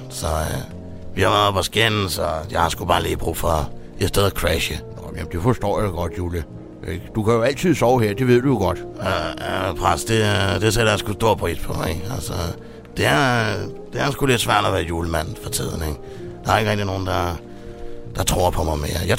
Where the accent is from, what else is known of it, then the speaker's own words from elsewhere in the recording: Greenland; derhjemme på Grønland, ikke, der har jeg sådan en øh, julemandens julestol